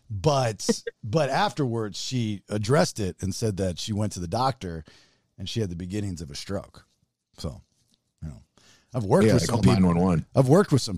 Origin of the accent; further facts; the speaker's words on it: Baltimore, Maryland, United States; And growing up in Baltimore, you know, Oprah was on the news up there before she became Oprah.